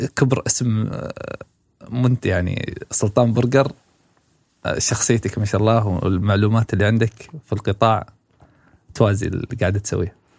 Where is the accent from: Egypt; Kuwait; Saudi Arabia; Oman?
Saudi Arabia